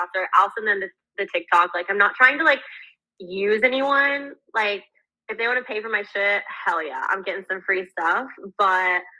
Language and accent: English; Houston, Texas, United States; I'm from Houston, Texas